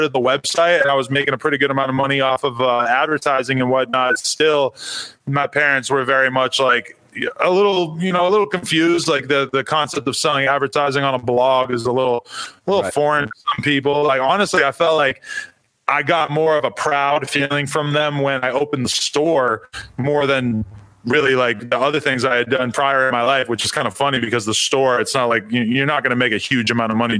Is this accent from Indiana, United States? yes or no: no; Nashua, New Hampshire, United States; moved away as an adult; I lived in New Hampshire till I was 19. I'm from Nashua, New Hampshire